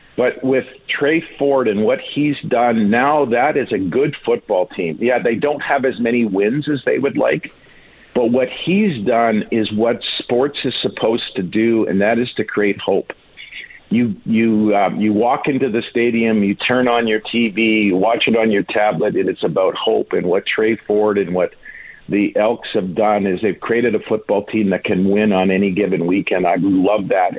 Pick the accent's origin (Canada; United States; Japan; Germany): Canada; Winnipeg, Manitoba; I grew up in Winnipeg